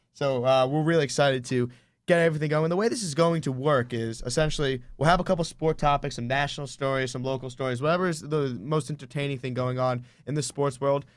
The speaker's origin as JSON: {"language": "English", "area": "Syosset, Long Island", "region": "New York", "country": "United States", "also_born_or_lived": "Ithaca, New York", "said": "We are both from Long Island. We're from Saas in New York"}